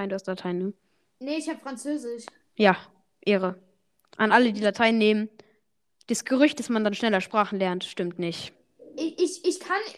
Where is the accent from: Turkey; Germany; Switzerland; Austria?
Switzerland; ich kenne einfach keine deutschen Parteien. Ich bin Schweizer.